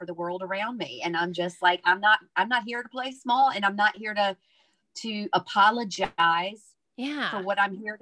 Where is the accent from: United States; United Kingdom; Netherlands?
United States; the South; now in Ireland; I'm from the South. I'm a Southern Baptist minister's daughter.